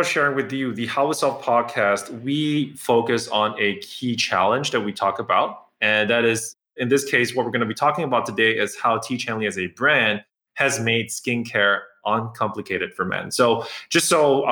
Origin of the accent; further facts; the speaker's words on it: Singapore; I grew up in Singapore where it's super hot